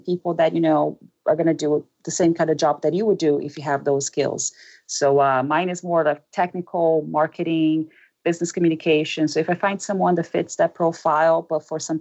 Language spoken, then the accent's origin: English; Brazil; English is a second language; moved away; I'm from Brazil